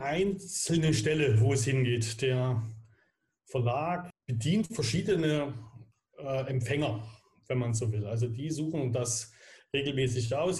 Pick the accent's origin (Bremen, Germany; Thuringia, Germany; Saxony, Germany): Saxony, Germany; Dresden; wir Grad als Dresdner